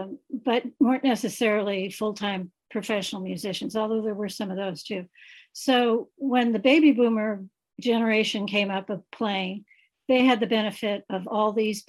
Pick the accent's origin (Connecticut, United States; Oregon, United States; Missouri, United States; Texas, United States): Missouri, United States; Kansas City; I'm from Kansas City. I've lived here all my life. I've lived here all my life. I'm a retired band director, grade school and middle school band director.